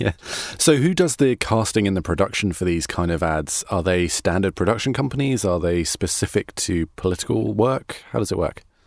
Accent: United Kingdom; now in United States; I'm a British person in America

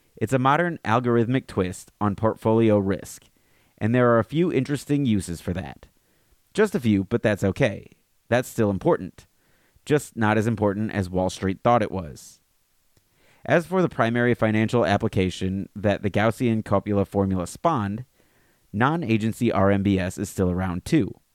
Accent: Alabama, United States; now in Fairfield County, Connecticut, United States; growing up in Alabama like me

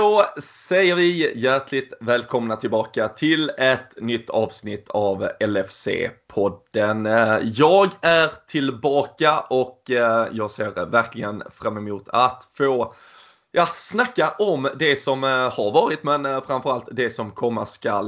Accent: Sweden; vi svenskar och det otroligt trygga och säkra systemet vi har runt oss

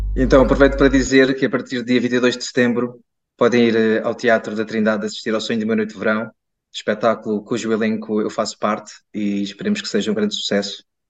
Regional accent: Lisbon, Portugal; eu sou Lisboeta

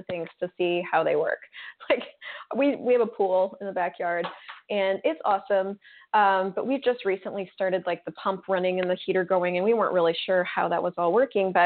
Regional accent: Colorado, United States; I was raised in Colorado

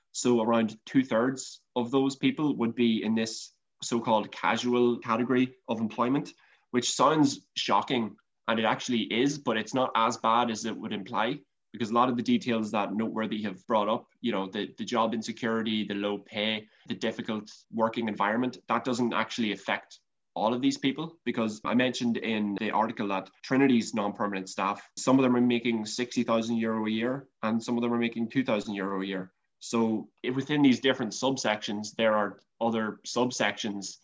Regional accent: County Monaghan, Ireland; looking at my own county, County Monaghan

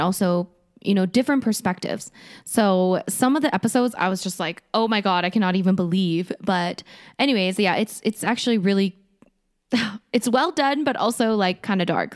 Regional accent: Canada; I'm Canadian

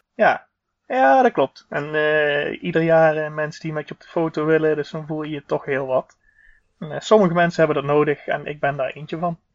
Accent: southern Netherlands, Netherlands; accent: hard G; ik kom eh, uit het zuiden van het land, zoals je wellicht hoort aan mijn hele harde G

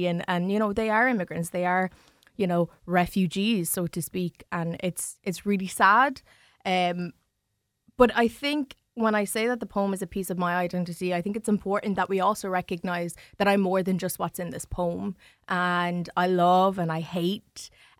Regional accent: New Ross, County Wexford, Ireland; Like, I grew up in New Ross and I grew up with white family and I love them all to pieces, you know.

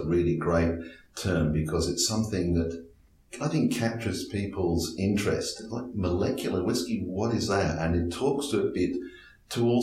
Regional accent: Australia; I'm Australian food futurist

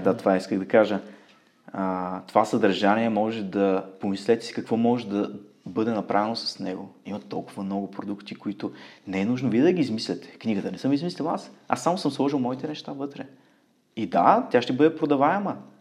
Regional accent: Ruse, Ruse Province, Bulgaria; moved away as an adult; now in Munich, Germany; в Русе, родния ми град

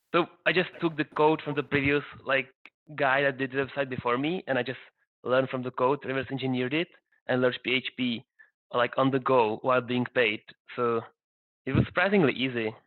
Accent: Prague, Czechia; I'm actually from Prague

